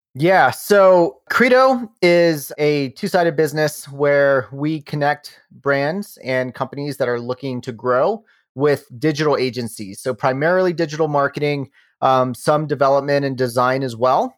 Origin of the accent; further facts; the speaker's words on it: Rockingham County, Shenandoah Valley of Virginia, United States; now in Denver, United States; I grew up in the Shenandoah Valley of Virginia. I live in Denver, Colorado now